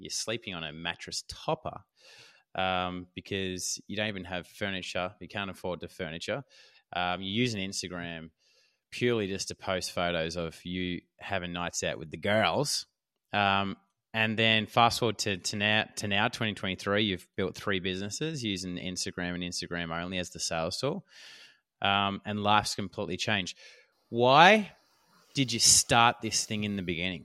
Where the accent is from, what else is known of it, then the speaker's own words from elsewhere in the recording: Australia; My wife and I, who we're both Australian